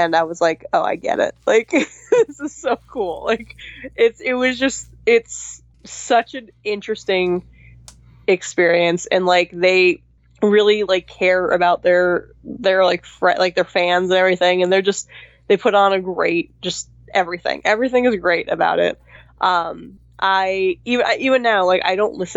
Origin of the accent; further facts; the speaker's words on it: West Coast, United States; moved away; I'm from the West Coast